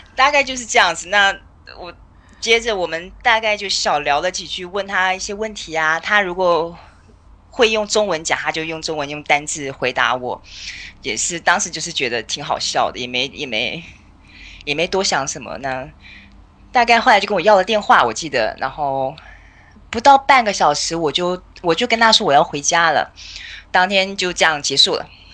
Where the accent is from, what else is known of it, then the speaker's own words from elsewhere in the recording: Taipei, Taiwan; moved away as an adult; now in Vancouver Island, Canada; 我是台北长大的，我是完完全全台北人。那目前住在加拿大的温哥华岛，嗯，就跟我老公两个人